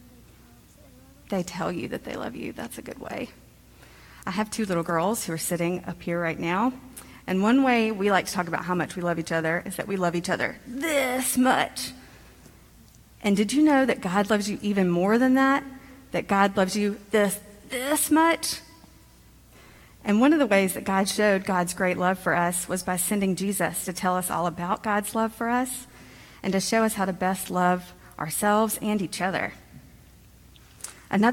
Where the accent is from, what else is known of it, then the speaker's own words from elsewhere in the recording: Montgomery, Alabama, United States; I grew up in Montgomery, Alabama